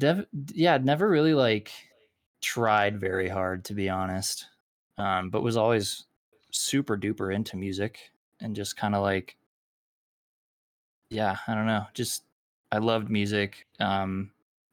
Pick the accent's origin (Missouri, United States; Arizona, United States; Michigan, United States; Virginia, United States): Arizona, United States; also born or lived in Los Angeles, California; now in Salt Lake City, United States; Originally from Arizona, and then lived in Los Angeles for a little bit, and I am currently in Salt Lake City, Utah